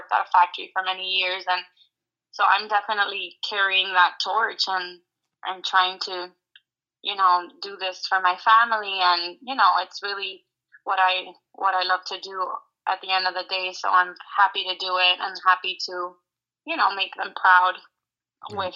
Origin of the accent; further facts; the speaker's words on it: Hialeah, Florida, United States; I am born and raised in Miami, Florida. My dad is Cuban and my mom is American.